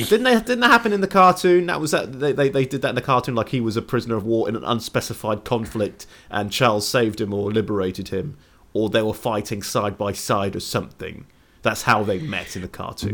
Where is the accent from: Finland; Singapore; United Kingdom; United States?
United Kingdom; England; I'm English.